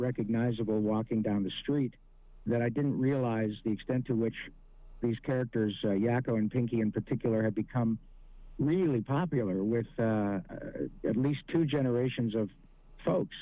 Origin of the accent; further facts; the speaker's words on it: Michigan, United States; now in Los Angeles, United States; I grew up in Michigan, but I've been out here a long time.